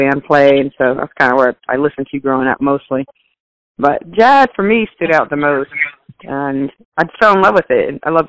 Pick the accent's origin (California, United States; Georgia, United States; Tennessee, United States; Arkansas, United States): Tennessee, United States; Nashville; I'm in Nashville. That's my hometown.